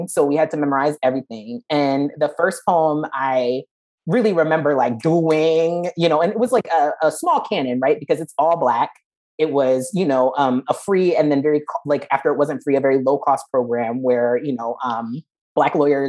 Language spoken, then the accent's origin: English; New Jersey, United States; I'm from New Jersey